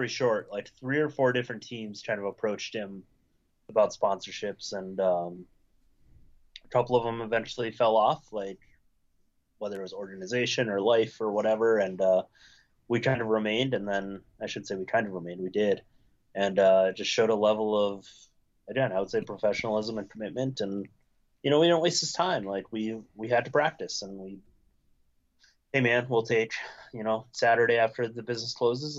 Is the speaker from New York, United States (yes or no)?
no; Minnesota, United States; also born or lived in Wisconsin; I was born in Wisconsin, but like my high school and formative years, I'd say were Minnesota